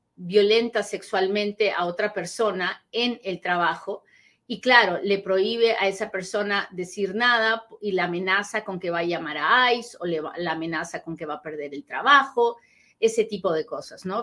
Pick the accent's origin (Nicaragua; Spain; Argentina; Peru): Peru; soy peruana